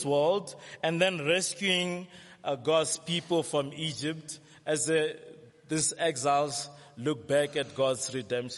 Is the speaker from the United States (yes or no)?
no; South Africa; we know very well how to complain as South African